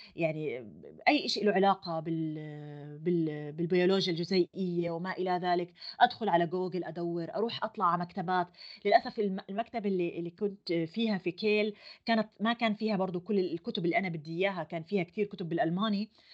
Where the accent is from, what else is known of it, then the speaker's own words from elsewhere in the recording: Jordan; moved away as an adult; now in Germany; انا جاي من الاردن